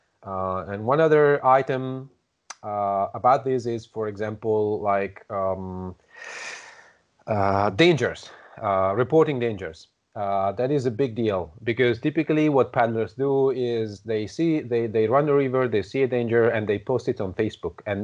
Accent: Italy; I'm from Italy

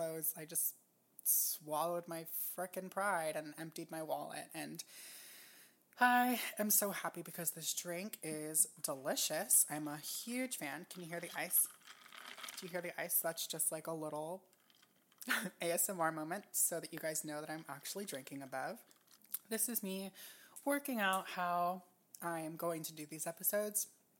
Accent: Japan; also born or lived in United States; And I grew up in Japan, and Hawaii has like a huge Japanese influence.

